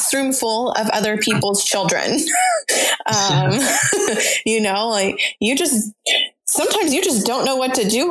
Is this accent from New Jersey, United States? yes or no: no; Denver, Colorado, United States; moved away; I was born in Denver, and so I still visit my family there as often as possible